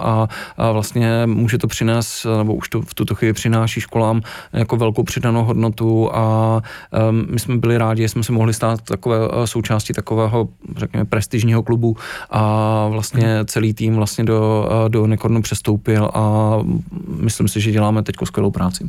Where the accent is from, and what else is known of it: Czechia